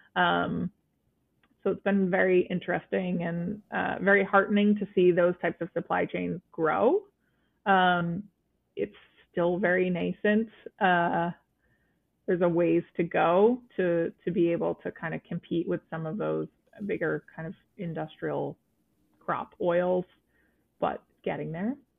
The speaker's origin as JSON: {"language": "English", "region": "Vermont", "country": "United States", "tie": "born or raised there", "said": "being a teenager in Vermont"}